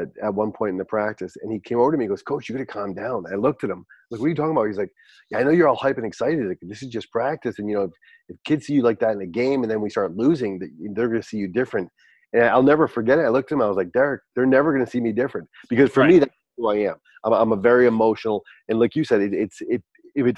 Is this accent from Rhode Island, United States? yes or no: yes; Barrington, Rhode Island, United States; moved away as an adult; also born or lived in New Hampshire; I'm born and raised in Rhode Island